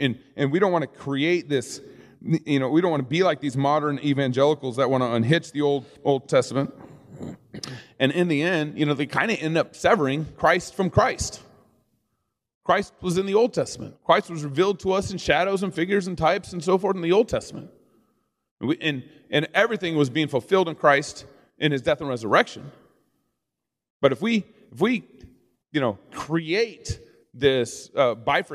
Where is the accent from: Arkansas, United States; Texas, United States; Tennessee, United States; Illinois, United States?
Texas, United States; Dallas; I grew up in Texas